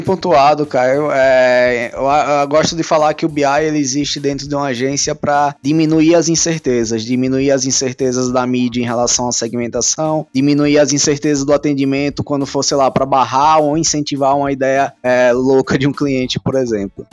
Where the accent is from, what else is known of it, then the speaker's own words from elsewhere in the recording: Sergipe, Brazil; moved away as an adult; also born or lived in Aracaju; now in São Paulo, Brazil; eu sou sergipano, mas moro em São Paulo há seis anos aproximadamente